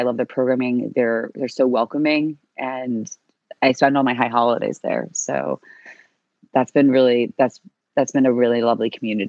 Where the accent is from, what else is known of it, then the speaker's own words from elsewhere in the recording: Shaker Heights, Ohio, United States; moved away as an adult; also born or lived in Queens, New York; now in New York City, United States; was born in Queens, but I didn't stay there. When I was just about 2.5 years old, we moved to Cleveland, Ohio. So I grew up in Shaker Heights.